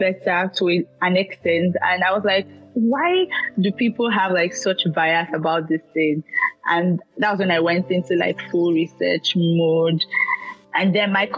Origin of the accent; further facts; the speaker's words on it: Nigeria; I'm a Nigerian